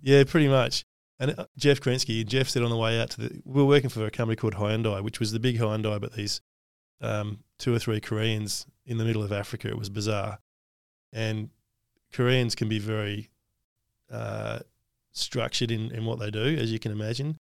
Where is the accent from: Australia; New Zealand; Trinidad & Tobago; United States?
Australia; one of the best things about being Australian is we're egalitarian